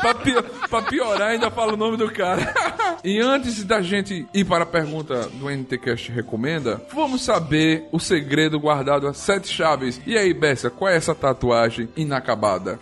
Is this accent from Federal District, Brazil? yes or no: no; João Pessoa, Paraíba, Brazil; now in Arapiraca, Brazil; Eu sou moro em Alagoas, em Arapiraca há muito tempo, mas eu sou paraibano, sou de João Pessoa.